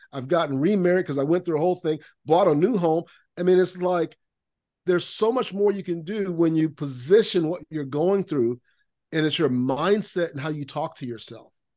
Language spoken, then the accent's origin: English; Lakeland, Florida, United States; I grew up in Lakeland, Florida, Central Florida.